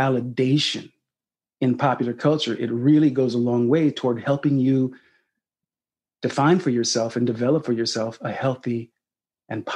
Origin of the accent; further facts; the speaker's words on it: Sacramento, California, United States; this young black kid growing up in Sacramento, California